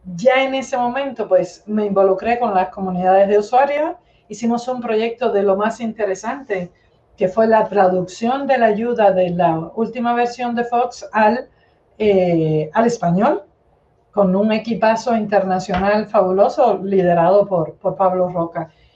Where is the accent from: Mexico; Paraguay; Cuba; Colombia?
Cuba; moved away as an adult; also born or lived in Moscow, Russia; now in Spain; soy cubana de nacimiento, soy cubana y española de adopción. Eh, me crié, viví en Cuba toda la vida